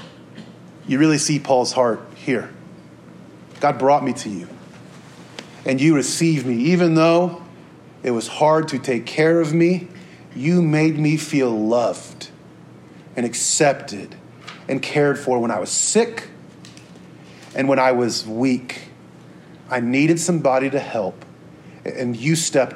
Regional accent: Topeka, Kansas, United States; I'm from Topeka, Kansas

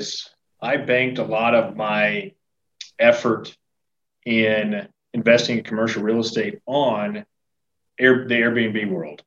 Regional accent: Nebraska, United States; now in Missouri, United States; I grew up in the Midwest, in Nebraska. Moved to Missouri

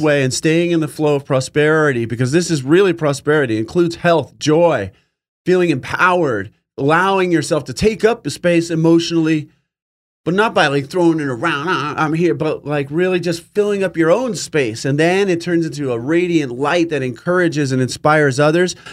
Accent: California, United States; also born or lived in New York; We moved from New York to California when I was five.

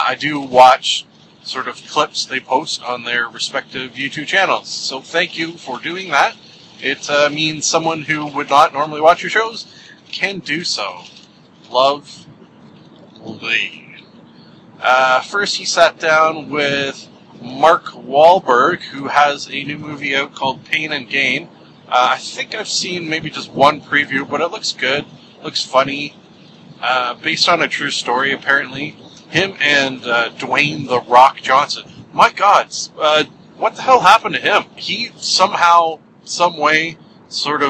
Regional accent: Canada; as a kid... in grade school, having to sing every day the Canadian National Anthem

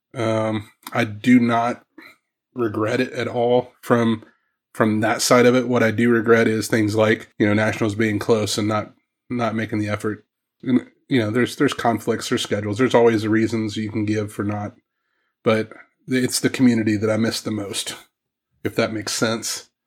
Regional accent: Southwest Missouri, United States; moved away; also born or lived in Ohio; I grew up in Southwest Missouri.

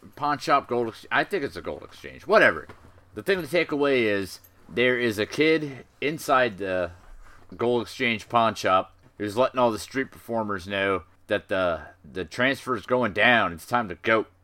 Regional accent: United States; I'm an American

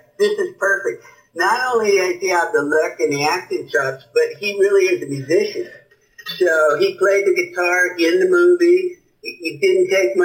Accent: San Francisco, California, United States; moved away; also born or lived in New York; I'm from the Bay Area, San Francisco.

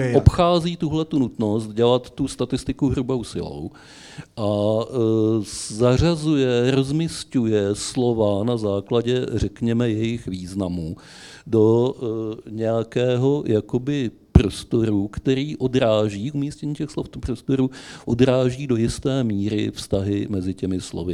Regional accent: Vysočina Region, Czechia; u nás na Vysočině

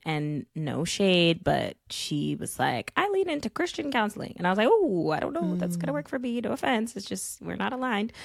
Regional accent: New York City, New York, United States; growing up in Bed Stuy that like my block was nature

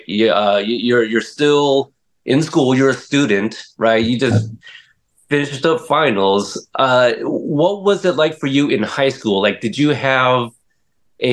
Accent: Portland, Oregon, United States; born or raised there; also born or lived in Corpus Christi, Texas

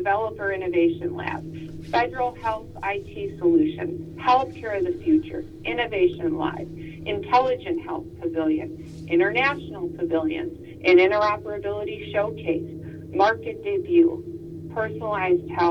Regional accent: Minnesota, United States; moved away; I'm from Minnesota

